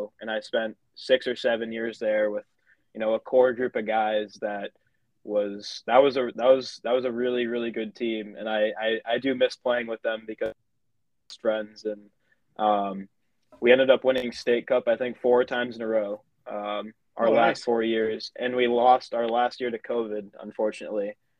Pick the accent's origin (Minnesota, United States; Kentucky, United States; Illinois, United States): Minnesota, United States; Shakopee; I started as a local guy. You know, my dad played Division I college soccer, so he got me into it right away. I was 3 or 4 and just playing the rec leagues and with SSA, Shakopee Soccer Association.